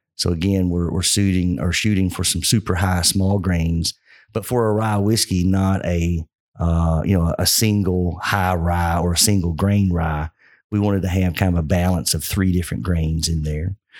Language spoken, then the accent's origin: English; Kentucky, United States; growing up in Kentucky